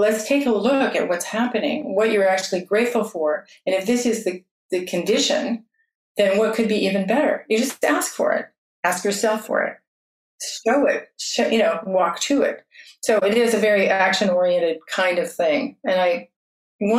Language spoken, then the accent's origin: English; South Fork of the American River, California, United States; I was raised on the South Fork of the American, where gold was discovered in 1848